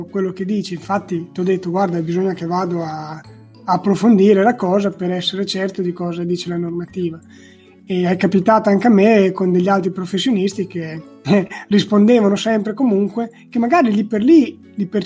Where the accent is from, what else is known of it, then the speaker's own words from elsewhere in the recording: Rimini, Emilia-Romagna, Italy; Vengo da Rimini.